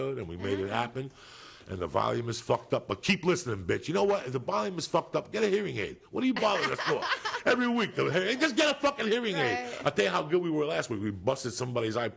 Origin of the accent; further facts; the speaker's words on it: United States; moved away as an adult; also born or lived in Boulder, Colorado; growing up in Jersey and New York